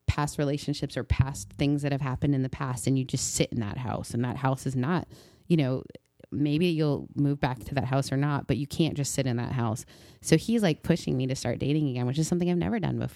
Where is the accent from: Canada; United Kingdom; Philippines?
Canada; moved away; also born or lived in Mississippi; growing up in Canada